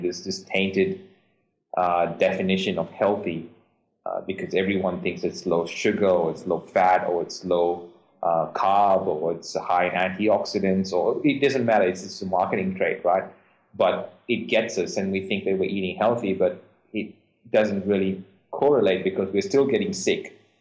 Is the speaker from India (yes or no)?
yes; India; moved away as an adult; now in Australia; I'm Indian.